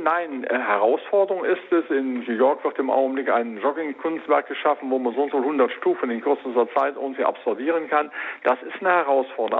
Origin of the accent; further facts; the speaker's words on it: Rhineland, Germany; ich sag jetzt mal als Rheinländer